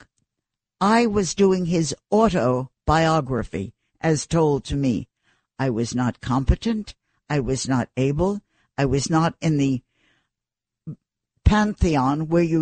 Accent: New York City, New York, United States; I was nobody from New York City

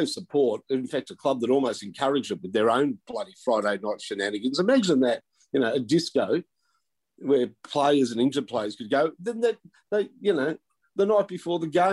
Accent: McKinnon, Victoria, Australia; I grew up in McKinnon

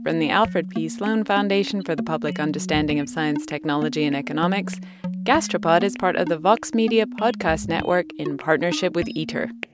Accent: United Kingdom; moved away; he's a legend in my home country

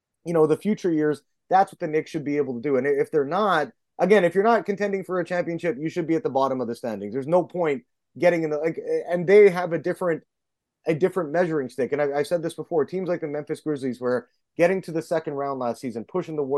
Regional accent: Canada; I'm Canadian

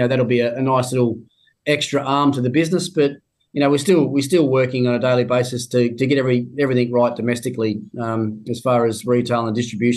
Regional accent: Tasmania, Australia; moved away; my home state, I go down to Tassie

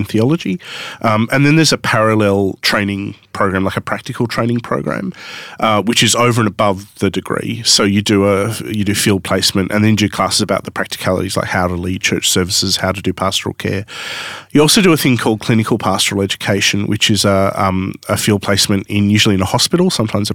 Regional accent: Sydney, New South Wales, Australia; also born or lived in Newcastle; I grew up in Sydney

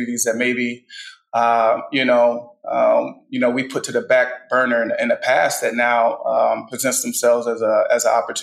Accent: Midwest, United States; moved away as an adult; also born or lived in Philadelphia; now in Houston, United States; I'm a Midwestern guy

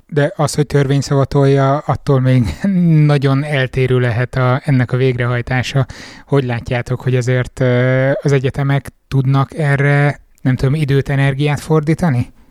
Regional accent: Miskolc, Borsod-Abaúj-Zemplén, Hungary; Miskolci vagyok

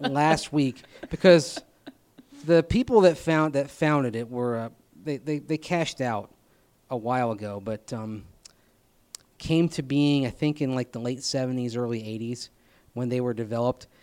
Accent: Tampa, Florida, United States; I grew up with this in Tampa Bay

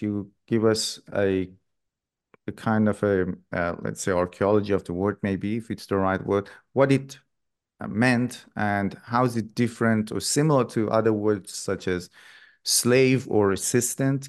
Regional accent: Iran; moved away; I grew up in Iran myself

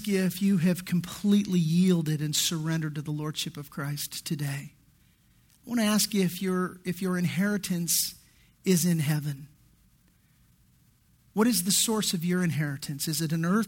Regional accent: Redondo Beach, California, United States; I grew up in Redondo Beach, which is just, you know, just middle class, upper middle class area

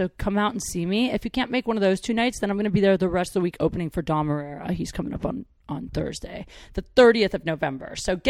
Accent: Midwest, United States; now in Los Angeles, United States; I'm from the Midwest.

